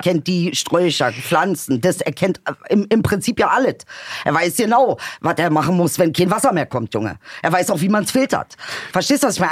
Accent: Bomlitz, Lower Saxony, Germany; moved away; ich habe ja da im Benefeld Bomlitz also Bomlets, Dicker, mehr Dorf geht auch nicht

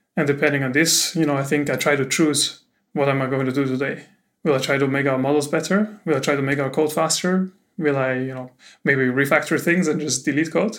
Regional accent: Austria; moved away; I'm from Austria, from Austria, so you can tell it's German.

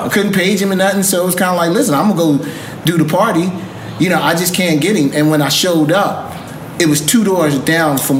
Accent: Philadelphia, Pennsylvania, United States; we grew up in the inner city. We grew up in Philly.

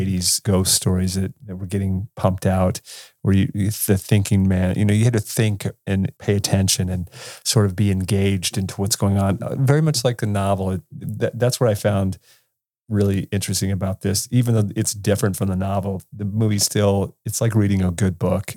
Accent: California, United States; I grew up in California, dude, where it was sunshiny all the time

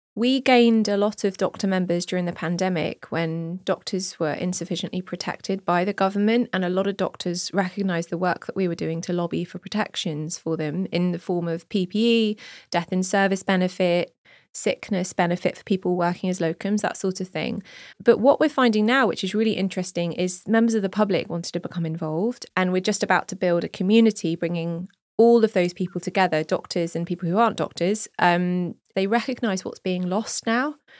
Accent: Jersey; moved away as an adult; now in United Kingdom; I grew up in Jersey and we don't have party politics there.

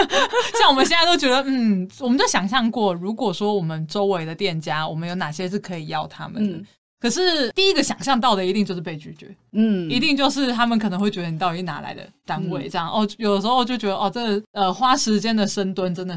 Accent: Taipei, Taiwan; 身为台北人的我

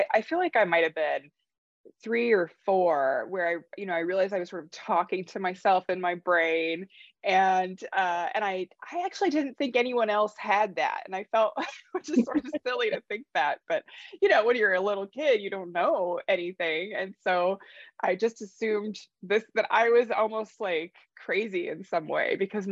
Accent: North Dakota, United States; moved away; I grew up in North Dakota, and obviously it's very cold there

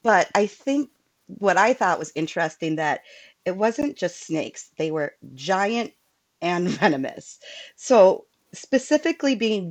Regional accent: Iowa, United States; That's Iowa, my home state and Mindy's home state and my current living state as well.

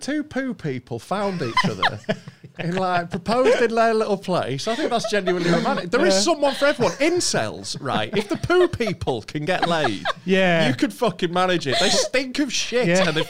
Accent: Yorkshire and the Humber, United Kingdom; I'm from Yorkshire

